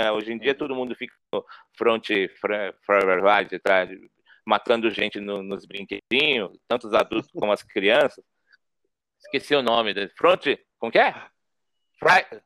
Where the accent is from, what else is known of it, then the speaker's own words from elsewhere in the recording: São Paulo, Brazil; Eu sou da periferia, né? Eu cresci é, na Zona Norte, ali, próximo ao Jardim Peri, Horto Florestal, Mandaqui.